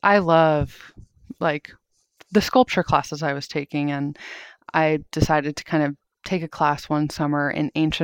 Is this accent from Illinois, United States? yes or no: no; Long Island, New York, United States; now in New York City, United States; I'm from Long Island